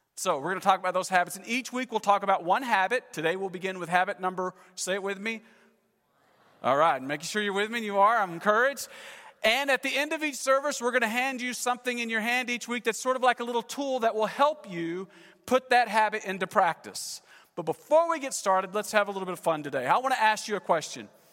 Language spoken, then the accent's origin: English; Texas, United States; moved away as an adult; also born or lived in California; We're from Texas, moved to California, ten years, we're back, been here three months